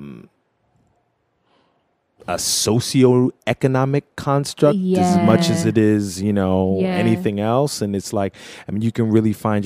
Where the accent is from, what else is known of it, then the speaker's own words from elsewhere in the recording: Philadelphia, Pennsylvania, United States; I grew up in Philly, you know, super multicultural situation